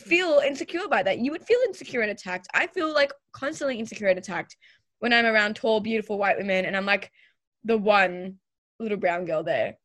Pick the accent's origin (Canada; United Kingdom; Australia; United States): Australia; I was born and raised in Australia